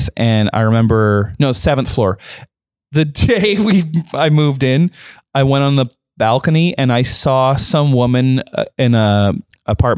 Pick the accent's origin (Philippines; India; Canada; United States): Canada; I'm Canadian